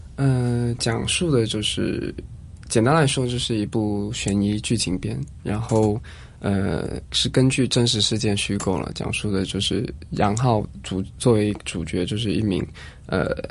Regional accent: Shantou, Guangdong, China; 我家乡汕头一个小岛上

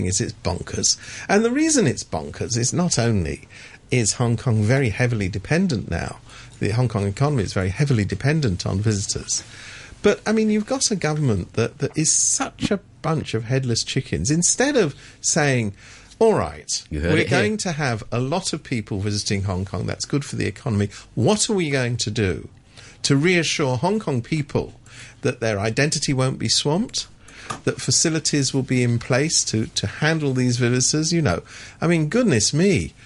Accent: London, United Kingdom; I come from London. I'm a Londoner

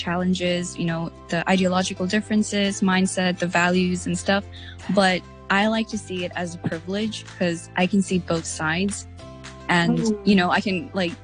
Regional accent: Hong Kong; I am a Nepalese born and raised in Hong Kong.

